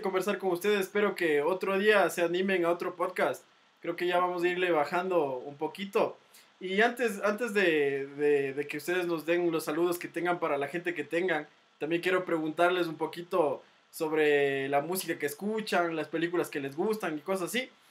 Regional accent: Ecuador; como ecuatorianos

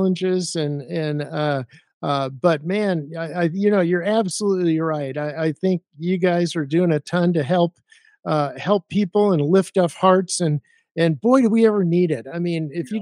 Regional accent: Arizona, United States; I grew up in Arizona

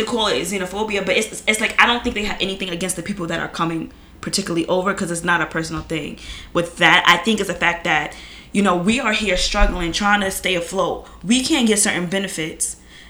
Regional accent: United States; even as a black American

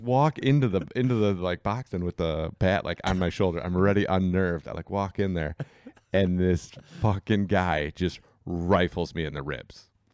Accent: Berkeley, Michigan, United States; also born or lived in Kalamazoo, Michigan; I grew up in Berkeley. I played soccer where, like, the city of Berkeley didn't even have youth soccer.

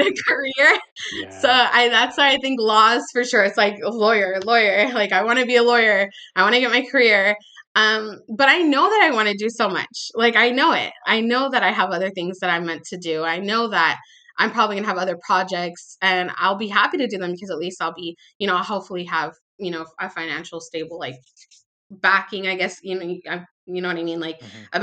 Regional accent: Palmdale, California, United States; also born or lived in Los Angeles area; now in Los Angeles, United States; I'm from California. I was born and raised here. Uh, I'm actually from like a small town a little bit outside of Los Angeles called Palmdale.

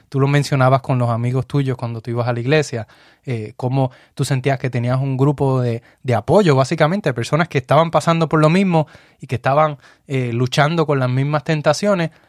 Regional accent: Puerto Rico; now in United States; Nosotros llegamos de Puerto Rico aquí a los Estados Unidos. En el lugar donde estamos no tenemos familia, familia de sangre, no tenemos ninguna.

